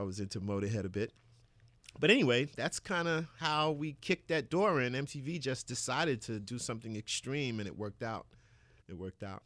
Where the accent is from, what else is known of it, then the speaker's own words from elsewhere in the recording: New York City, New York, United States; I grew up in Bed-Stuy, Brooklyn, Bedford-Stuyvesant section of Brooklyn